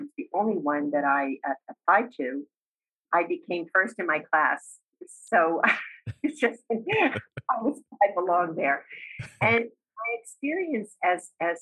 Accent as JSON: {"language": "English", "town": "Hamilton Township", "region": "New Jersey", "country": "United States", "tie": "born or raised there", "said": "I grew up in a suburb of Trenton, New Jersey, called Hamilton Township, which is sort of in the central part of New Jersey"}